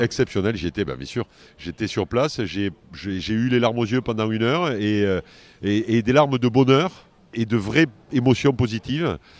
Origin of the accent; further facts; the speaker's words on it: France; on est en France et je suis français